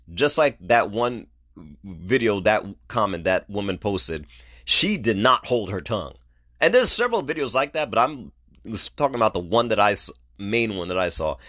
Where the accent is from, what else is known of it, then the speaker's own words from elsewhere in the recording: New York, United States; the New York educational system that I grew up